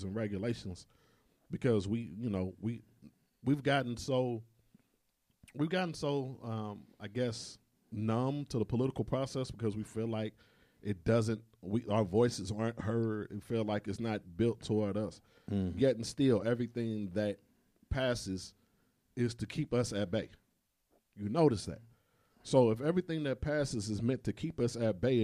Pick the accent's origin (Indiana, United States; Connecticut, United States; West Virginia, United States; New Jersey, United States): Indiana, United States; Indianapolis; now in Pensacola, United States; I'm from Indianapolis, Indiana